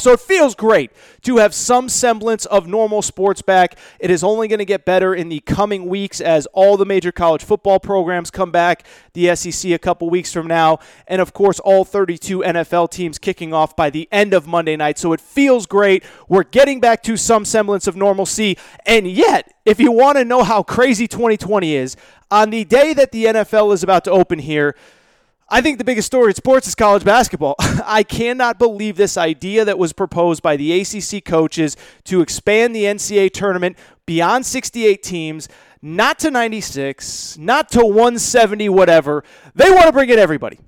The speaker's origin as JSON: {"language": "English", "region": "Connecticut", "country": "United States", "tie": "born or raised there", "said": "where I grew up in Connecticut"}